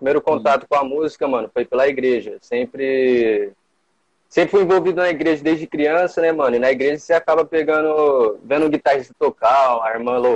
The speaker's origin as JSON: {"language": "Portuguese", "town": "São José do Rio Preto", "region": "São Paulo", "country": "Brazil", "said": "Eu tenho 20 anos, sou aqui de São José do Rio Preto, do bairro aqui da Zona Sul, aqui de Cidade Nova."}